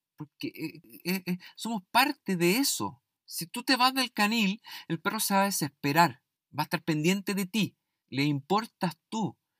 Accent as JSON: {"language": "Spanish", "country": "Chile", "said": "en mi país, en Chile"}